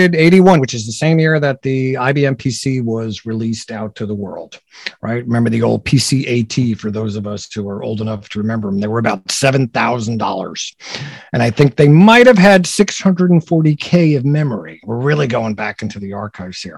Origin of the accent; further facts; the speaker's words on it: New Jersey, United States; also born or lived in Brooklyn, New York; I grew up in New Jersey